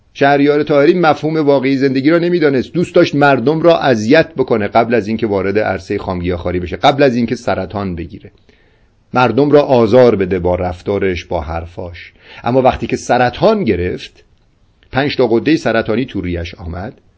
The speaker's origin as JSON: {"language": "Persian", "country": "Iran", "said": "ما افتخار اینو داریم که با زبان فارسی اشعار سعدی اشعار حافظ و اشعار مولوی را درک میکنیم"}